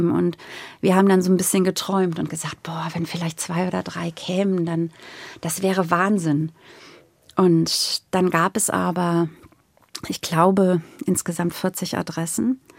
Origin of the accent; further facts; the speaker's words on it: Lower Saxony, Germany; ich komme aus Ostfriesland, tatsächlich aus einem kleinen ostfriesischen Dorf, habe angefangen in Hamburg zu studieren und war erst auch mal überwältigt von der Stadt.